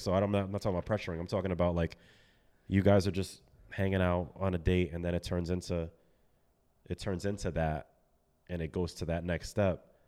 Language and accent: English; Milford, Connecticut, United States; also born or lived in Bronx, New York; I was born in the Bronx and then, um, raised out in Milford